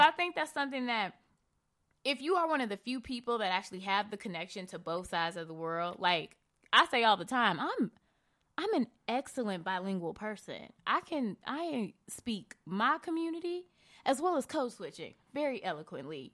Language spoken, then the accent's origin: English; Chicago, Illinois, United States; I grew up in Bronzeville